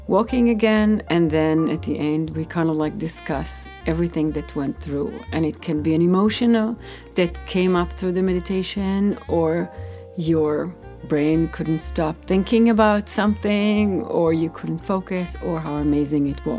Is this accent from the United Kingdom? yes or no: no; Israel; I grew up in Israel. I was doing martial arts.